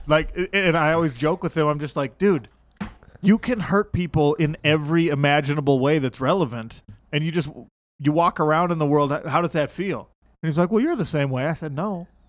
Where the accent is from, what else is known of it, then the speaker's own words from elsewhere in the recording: Salt Lake City, Utah, United States; I grew up in Salt Lake, so most of my friends here are pretty conservative Mormon kids